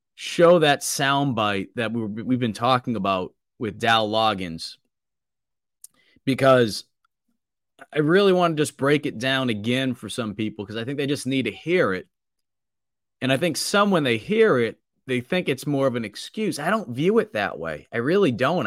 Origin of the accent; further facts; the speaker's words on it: Boston, Massachusetts, United States; accent: thick Boston; moved away; from Boston with my, my thick accent